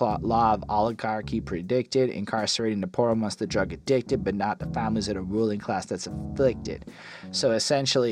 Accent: Canada; as a Canadian

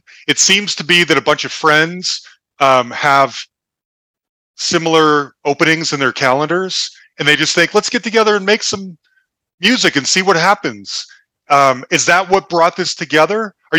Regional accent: Utah, United States; I'm from Utah.

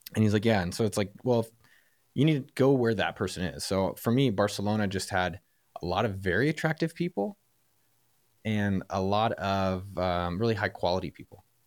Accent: San Francisco Bay Area, California, United States; I'm from the Bay Area

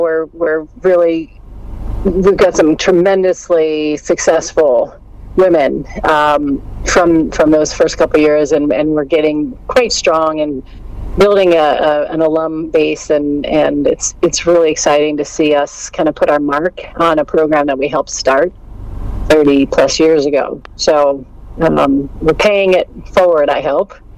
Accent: New Jersey, United States; moved away as an adult; I grew up in New Jersey.

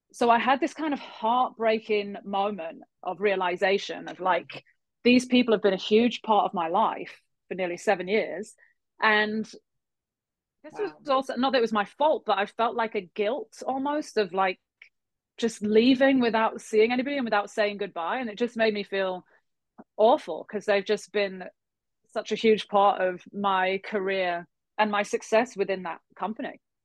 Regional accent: England, United Kingdom; moved away as an adult; also born or lived in Halifax, Nova Scotia, Canada / London, United Kingdom; now in Montreal, Canada; I was born in Halifax, Nova Scotia. My dad is from there, born and raised. Um, my mum's Irish. We ended up moving to England randomly, as you do, when I was about five

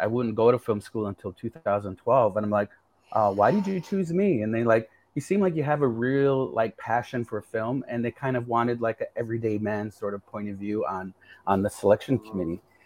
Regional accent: Seneca Nation, south of Niagara Falls, New York, United States; moved away as an adult; now in Toronto, Canada; I'm from the Seneca Nation of Indians. we're located about 30 and 60 miles. We're on two territories, 30 and 60 miles south of Niagara Falls

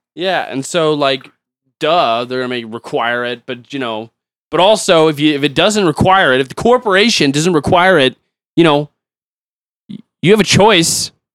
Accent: United States; I'm an American

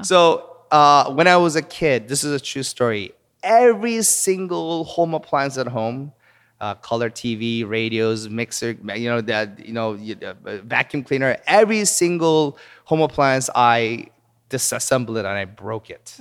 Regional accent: Seoul, South Korea; moved away as an adult; also born or lived in Palos Verdes, California, United States / Wisconsin, United States / Virginia, United States; now in United States; I was born in Palos Verdes, California, near Los Angeles. Uh, but when I was three years old, our family moved to Seoul, South Korea, and I actually grew up in Korea.

